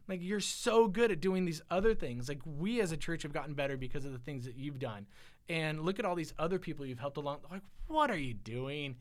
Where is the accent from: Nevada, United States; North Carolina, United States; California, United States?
California, United States; Silicon Valley; I grew up in the Silicon Valley